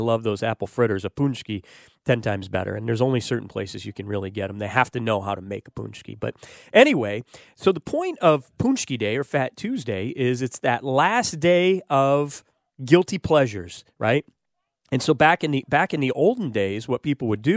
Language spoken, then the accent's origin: English; Detroit, Michigan, United States; now in Tampa Bay, United States; growing up in Detroit, growing up in Detroit